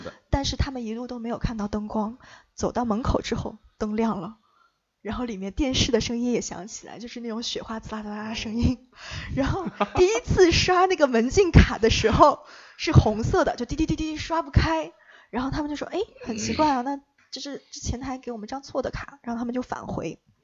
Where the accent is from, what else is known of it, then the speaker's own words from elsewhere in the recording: Luoyang, Henan, China; moved away; 我的家乡在洛阳